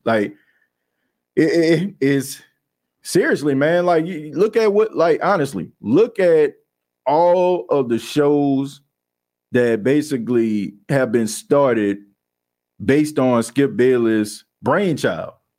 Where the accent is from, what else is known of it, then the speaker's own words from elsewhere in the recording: New Orleans, Louisiana, United States; I grew up in the Ninth Ward